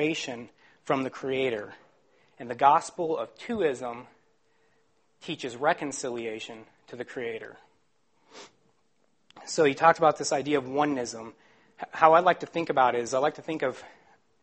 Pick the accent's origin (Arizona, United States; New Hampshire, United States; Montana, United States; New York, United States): Arizona, United States; Phoenix; I'm from Phoenix, Arizona.